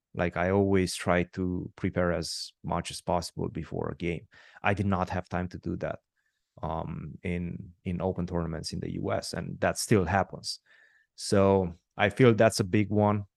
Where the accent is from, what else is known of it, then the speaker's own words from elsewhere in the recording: Romania; I'm born and raised in Romania